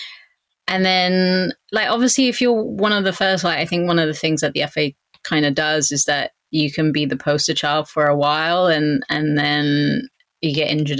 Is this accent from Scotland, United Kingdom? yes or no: no; Southampton, South East England, United Kingdom; moved away as an adult; also born or lived in United States / Canada; my hometown of Southampton